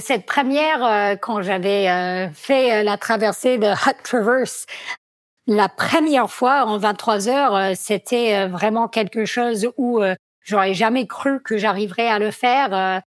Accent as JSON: {"language": "French", "region": "Vermont", "country": "United States", "tie": "born or raised there", "also_born_or_lived": "Grenoble, France", "accent": "American", "second_language": "French", "moved": "as an adult", "lives_now": "Chamonix, France", "said": "je suis américaine d'origine"}